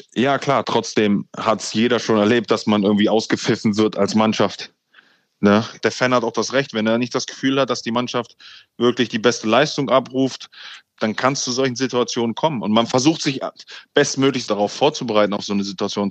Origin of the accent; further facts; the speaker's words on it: Hanover, Lower Saxony, Germany; moved away as an adult; now in London, United Kingdom; Ich bin ja in Hannover bei 96 damals ähm, wirklich äh, im Jugendbereich groß geworden